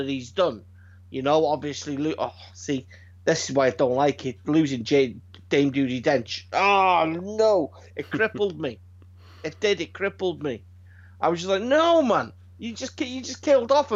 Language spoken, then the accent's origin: English; United Kingdom; I'm British.